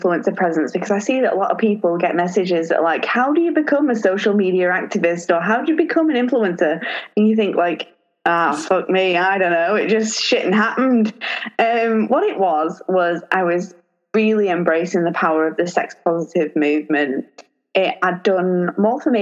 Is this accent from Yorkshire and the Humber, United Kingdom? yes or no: no; Lancashire, North West England, United Kingdom; I'm about 40 minutes away from Liverpool, but I'm from Lancashire.